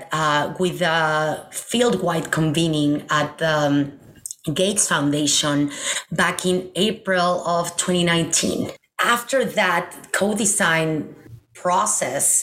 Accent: Mexico City, Mexico; moved away; I am originally from Mexico City.

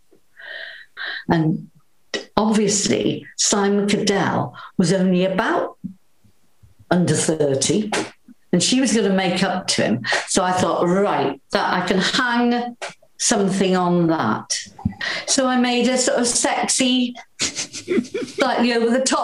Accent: Wales, United Kingdom; accent: Welsh; I might temper my Welsh accent

